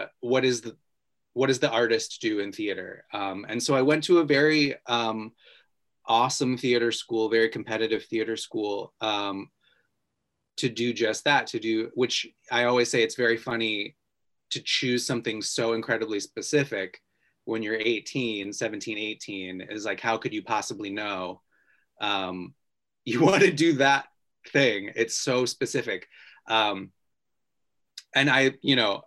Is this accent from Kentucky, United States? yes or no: no; Ohio, United States; I grew up in Ohio